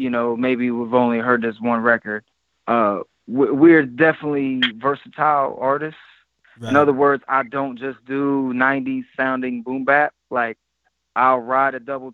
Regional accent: Ohio, United States; we're from Ohio and we're from the Bible Belt

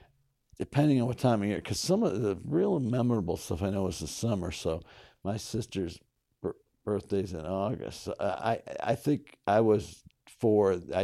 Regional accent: North Syracuse, New York, United States; born or raised there; also born or lived in Kingston, United States

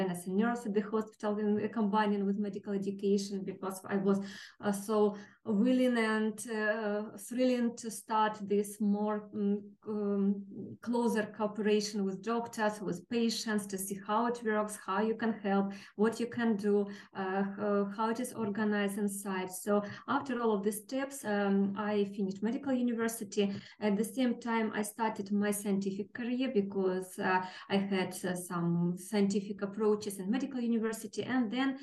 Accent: Kharkiv, Kharkiv Oblast, Ukraine; I was born in Kharkiv, the city, one of the nearest cities to our neighbors, 60 kilometers from the Russian border

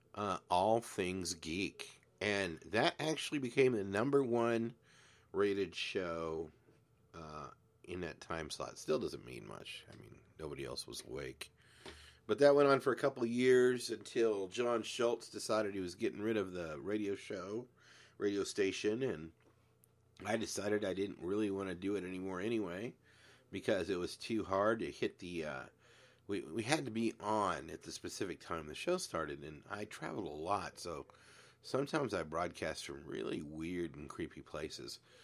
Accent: Glendora, California, United States; also born or lived in San Antonio, Texas; Grew up in a town called Glendora

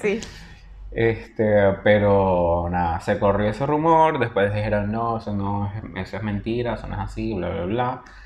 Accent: Venezuela; moved away; soy venezolano

